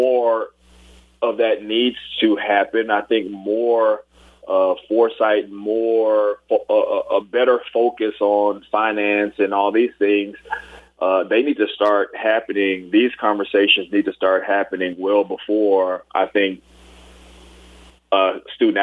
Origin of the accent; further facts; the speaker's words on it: Port Arthur, Texas, United States; also born or lived in Tyler, Texas / Houston, Texas; I actually grew up in the Houston area. And actually, even going a little bit further, I went to middle school and high school before coming to LSU in Port Arthur, Texas